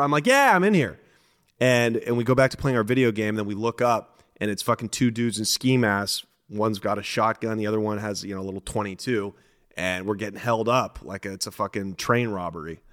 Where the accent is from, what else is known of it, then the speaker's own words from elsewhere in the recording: Portland, Oregon, United States; I'm from the city of Portland, so I'm not from the suburbs